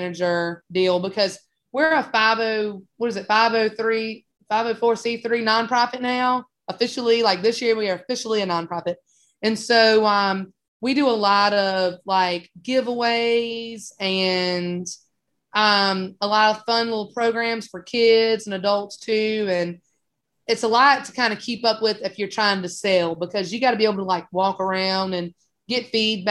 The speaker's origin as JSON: {"language": "English", "town": "South Boston", "region": "Virginia", "country": "United States", "tie": "born or raised there", "moved": "as an adult", "lives_now": "North Carolina, United States", "said": "it's my hometown"}